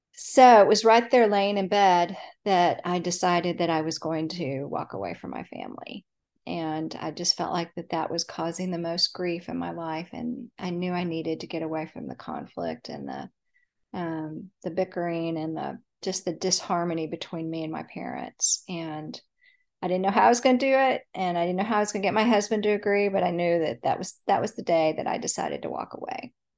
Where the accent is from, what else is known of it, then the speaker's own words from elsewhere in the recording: Dallas, Texas, United States; I grew up in Dallas, Texas. I still live in Dallas